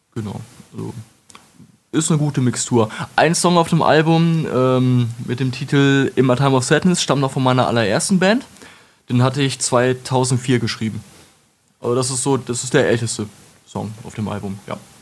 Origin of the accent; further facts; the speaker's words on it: Wolfenbüttel, Lower Saxony, Germany; Ich komme aus Wolfenbüttel